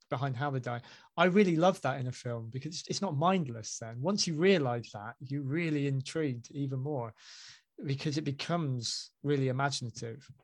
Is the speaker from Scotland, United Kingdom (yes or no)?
no; Basingstoke, South East England, United Kingdom; moved away as an adult; also born or lived in Hanley; I'm from Basingstoke